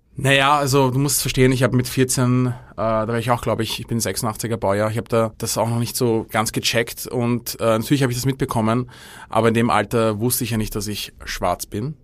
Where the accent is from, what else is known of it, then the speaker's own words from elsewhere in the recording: Austria; als Österreicher